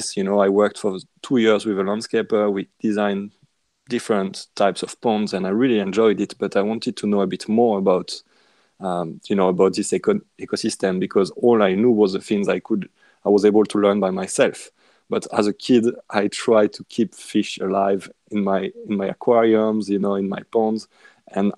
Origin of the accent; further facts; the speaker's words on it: west side of France, western France, France; accent: French; English is a second language; now in Australia; where I come from, I mean, in France, on the west side of France, because yes, I'm French. I live in Australia, but obviously you can tell with my accent